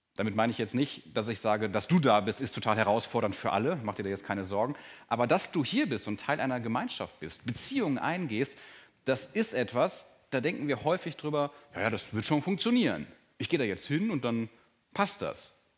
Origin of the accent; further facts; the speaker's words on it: Germany; als Deutscher und auch als langjähriger Christ